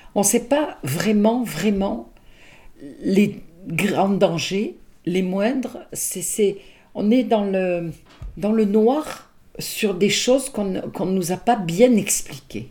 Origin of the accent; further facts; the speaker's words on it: Nice, Provence-Alpes-Côte d'Azur, France; moved away as an adult; now in Arville, France; je suis de Nice, je suis d'une famille de Nice